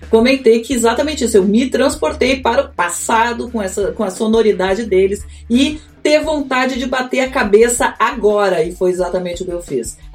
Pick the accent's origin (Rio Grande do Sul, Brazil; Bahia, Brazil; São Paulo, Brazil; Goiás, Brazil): Rio Grande do Sul, Brazil; born there; now in Rio de Janeiro, Brazil; eu sou gaúcha, moro no Rio há quase 30 anos já mas nasci lá e as raízes gritam dentro de mim, né, Dani?